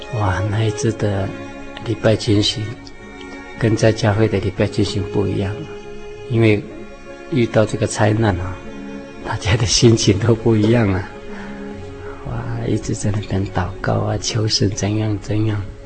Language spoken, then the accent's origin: Chinese; Taiwan; first language Seediq (Truku); 我们这里是称赛德克族